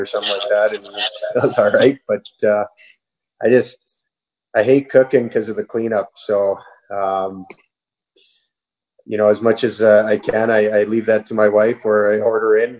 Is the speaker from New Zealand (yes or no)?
no; Toronto, Ontario, Canada; I'm from Toronto